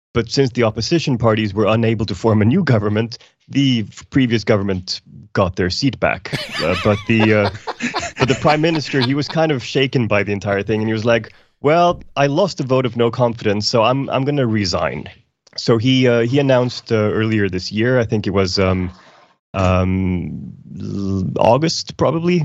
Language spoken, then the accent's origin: English; Iceland; now in Sweden; I'm, I'm from Iceland originally